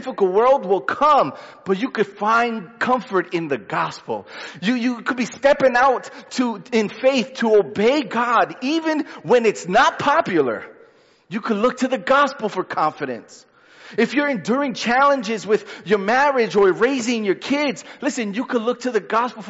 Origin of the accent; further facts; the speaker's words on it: New York City, New York, United States; I'm a New Yorker